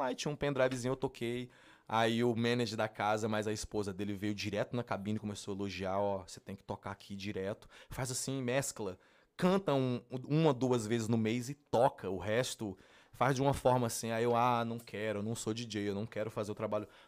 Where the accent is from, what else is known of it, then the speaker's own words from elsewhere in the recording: Brasília, Federal District, Brazil; Eu sou de Brasília, cara.